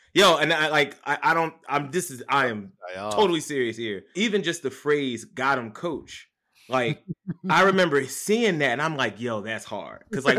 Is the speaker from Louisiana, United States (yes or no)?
no; Philadelphia, Pennsylvania, United States; moved away as an adult; now in Brooklyn, United States; Born and raised, yes, sir. Southwest Philadelphia.